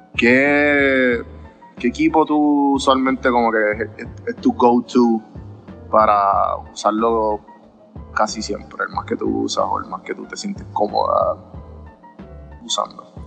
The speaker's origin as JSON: {"language": "Spanish", "town": "Guaynabo", "country": "Puerto Rico", "moved": "yes", "lives_now": "Atlanta, United States", "said": "Yo soy de Guaynabo"}